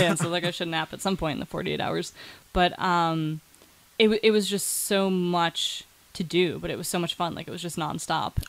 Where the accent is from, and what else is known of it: Cleveland, Ohio, United States; moved away as an adult; now in Pittsburgh, United States